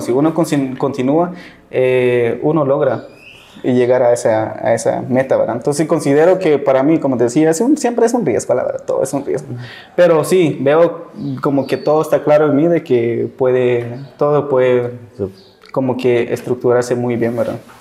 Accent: San Juan La Laguna, Sololá, Guatemala; yo soy de San Juan Laguna

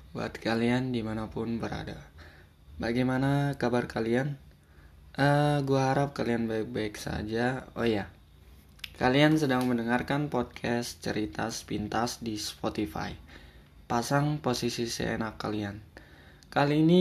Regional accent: North Sumatra, Indonesia; born there; gue orang Batak dan Eh, gue lahir di asli lahir di Sumatera Utara ya buat kalian yang nggak tahu ya deket-deket Danau Toba lah ya

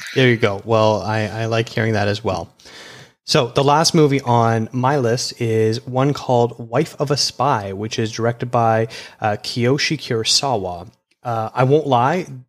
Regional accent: Canada; a Canadian film critic

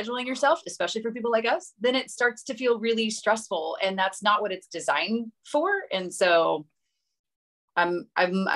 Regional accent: Oklahoma, United States; moved away as an adult; we're from Oklahoma originally

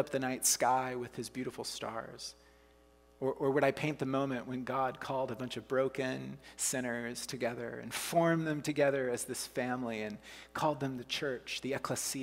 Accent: Oklahoma, United States; moved away as an adult; also born or lived in Canada; I'm from the States, you know, from Oklahoma

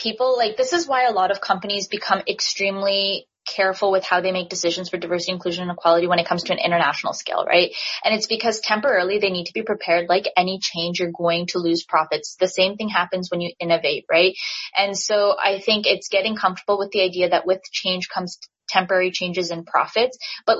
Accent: Pakistan; And, you know, I'm Pakistani and my Indian friends absolutely love.

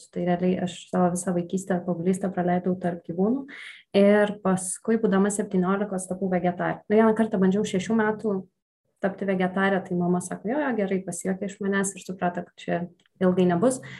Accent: Šiauliai, Šiauliai County, Lithuania; moved away as an adult; now in Vilnius, Lithuania; aš esu iš Šiaulių, tenai uh, užaugau

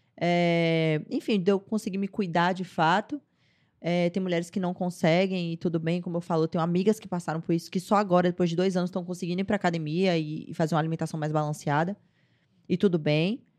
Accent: Salvador, Bahia, Brazil; eu nasci em Salvador, sou baiana. Nascida e criada em Salvador.

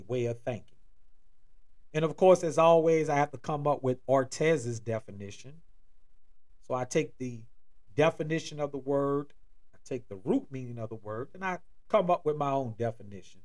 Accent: New Orleans, Louisiana, United States; moved away as an adult; now in Atlanta, United States; I'm originally from and born in New Orleans, Louisiana

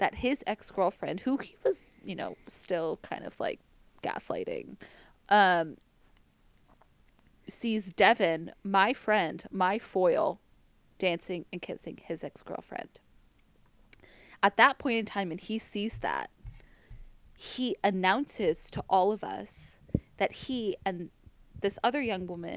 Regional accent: United States; accent: American; moved away; my sexy American accent

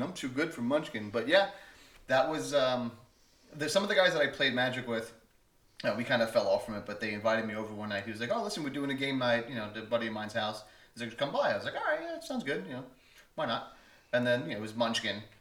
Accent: New York, United States; moved away; I'm from New York

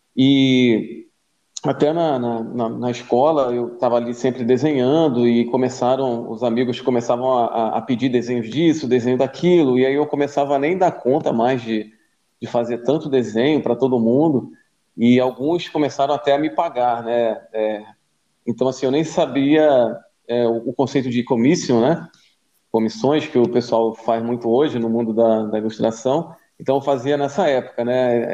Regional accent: Macaé, Rio de Janeiro, Brazil; moved away as an adult; now in Florianópolis, Brazil; eu sou de Macaé, no Rio de Janeiro

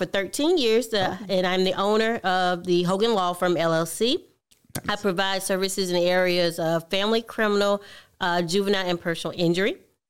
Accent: Milledgeville, Georgia, United States; also born or lived in Michigan; I was born and raised here in Millersville, Georgia.

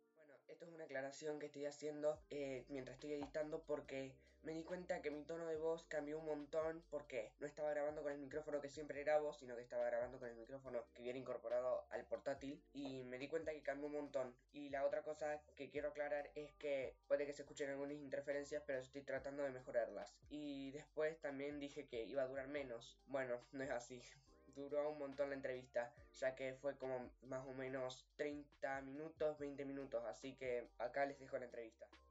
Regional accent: Argentina; Argentina, que es mi país natal

